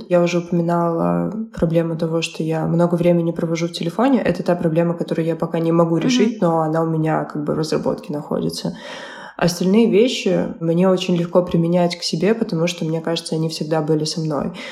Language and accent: Russian; Ukraine; Я переехала сюда из Украины и начала